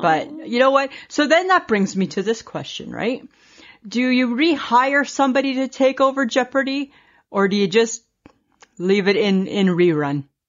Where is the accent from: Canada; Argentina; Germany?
Canada; Saskatchewan; we're from Saskatchewan